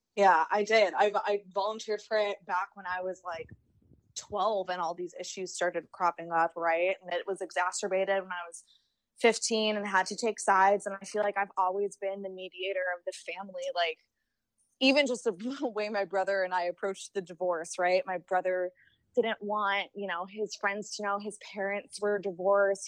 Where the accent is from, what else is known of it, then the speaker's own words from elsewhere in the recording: Chicago, Illinois, United States; now in Cincinnati, United States; I'm from Chicago. I live in Cincinnati